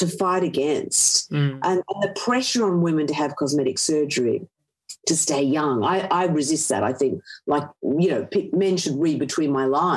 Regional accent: Australia; I grew up in Australia in the 70s and 80s, which was pretty sexist

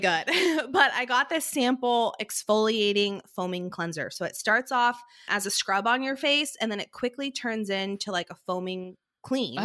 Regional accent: Portland, Oregon, United States; born or raised there; also born or lived in Nebraska

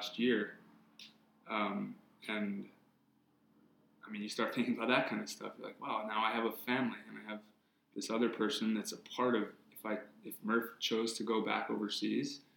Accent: Hawaii, United States; growing up in Hawaii

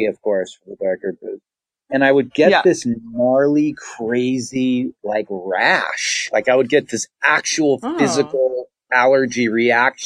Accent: Los Angeles, California, United States; I'm in LA. I'm an LA native

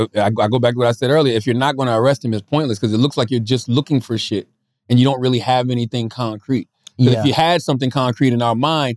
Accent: the South, United States; I'm from the South. I'm a country boy from the South.

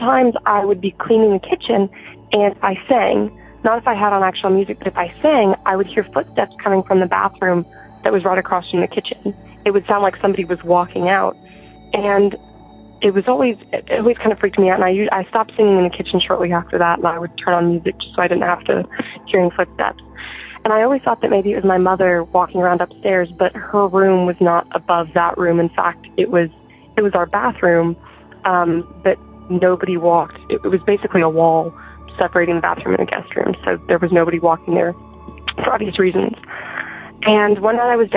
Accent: Arkansas, United States; I'm from Arkansas, and I am 17 years old

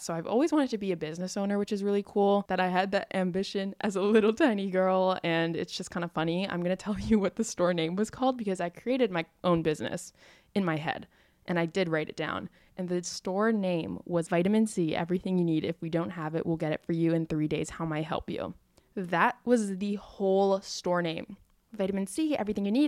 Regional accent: Oahu, Hawaii, United States; I grew up in Hawaii on the island of Oahu, and I've lived here my whole life

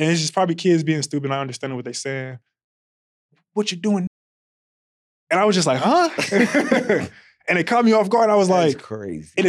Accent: West Coast, United States; I I'm not I'm from the West Coast.

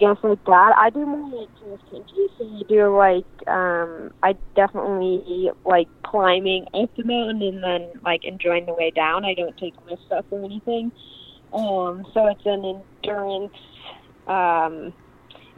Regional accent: Park City, Utah, United States; I was born in Park City, which my parents got here in the 90s, and they just really loved the West. They grew up in the East, but wanted to raise my brother and I out here

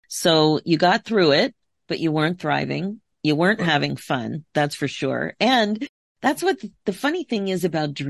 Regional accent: Philadelphia, Pennsylvania, United States; now in Toronto, Canada; I'm originally from the Philadelphia area, even though I'm in Toronto now

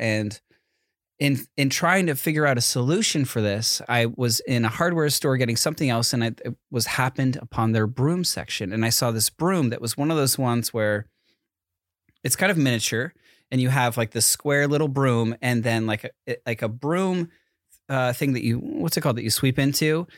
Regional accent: East Coast, United States; moved away as an adult; now in California, United States; growing up on the East Coast

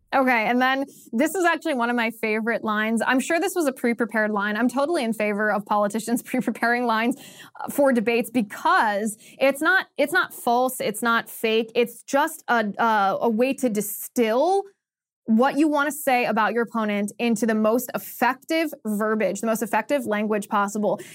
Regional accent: Ohio, United States; moved away; in Ohio, this is my home state

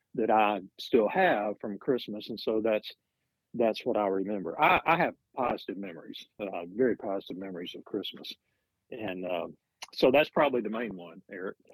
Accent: Gadsden, Alabama, United States; moved away as an adult; I'm from a town called Gadsden, Alabama

